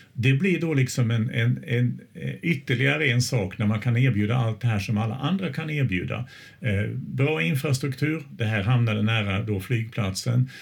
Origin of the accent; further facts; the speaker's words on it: Småland, Sweden; now in Östersund, Sweden; jag är ju smålänning från början men jag har ju bott här väldigt länge